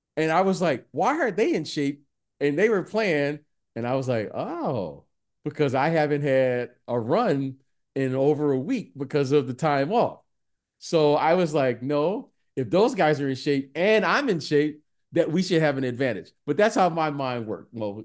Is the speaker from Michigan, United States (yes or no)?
yes; Detroit, Michigan, United States; I'm a kid who grew up in the, in, in Detroit